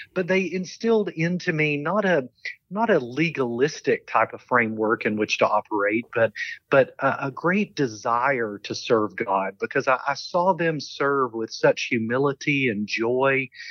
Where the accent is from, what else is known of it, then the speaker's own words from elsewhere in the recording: London, Kentucky, United States; accent: Southern; moved away; I grew up in a small town called London